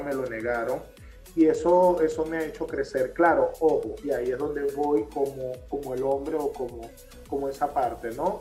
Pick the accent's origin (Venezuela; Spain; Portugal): Venezuela; Maracaibo, Zulia; como todo maracucho